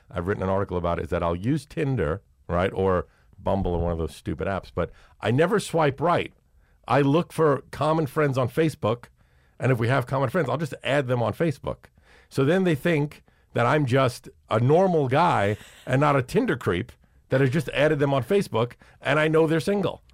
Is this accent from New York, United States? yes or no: yes; Brooklyn, New York, United States; born or raised there; also born or lived in Manhattan